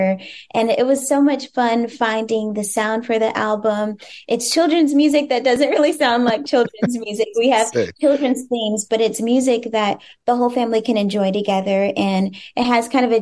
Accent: Cincinnati, Ohio, United States; as a Black woman growing up in Cincinnati, Ohio

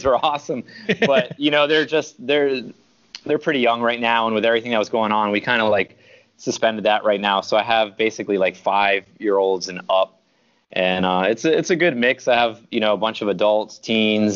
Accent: Miami, Florida, United States; also born or lived in Queens, New York; I lived there about 5 years, and then I'm 40 now, so I've been in Miami for 35 years

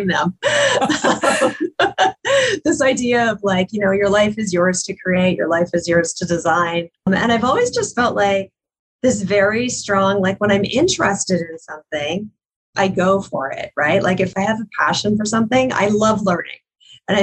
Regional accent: Ottawa, Ontario, Canada; I was living in Ottawa at the time. Tony Robbins came to my hometown.

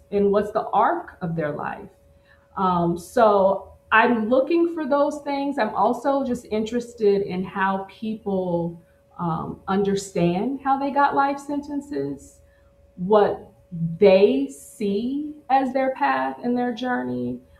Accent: Midwest, United States; also born or lived in Missouri / Oklahoma; Yeah, so I grew up in the Midwest between Missouri and Oklahoma. I lived with my grandparents in Missouri until I was like, you know, 5 or 6.

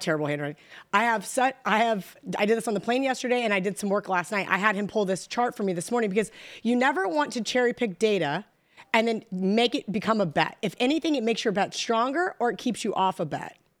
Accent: Kansas, United States; I'm from Kansas. We don't have accents

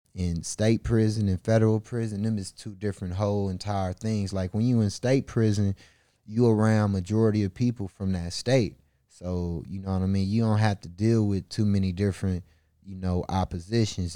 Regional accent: Milwaukee, Wisconsin, United States; born or raised there

